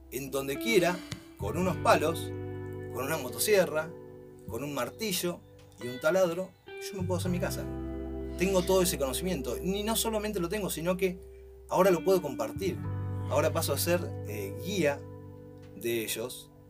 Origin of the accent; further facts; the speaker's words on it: Río Gallegos, Santa Cruz, Argentina; mi familia es toda es de Río Gallegos sí. y eh, ahora vengo justamente desde ahí